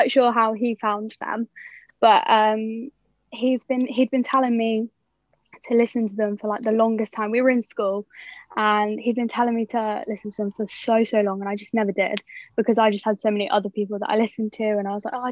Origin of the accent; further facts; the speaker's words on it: Oxford, South East England, United Kingdom; I'm 21 and I'm from Oxford.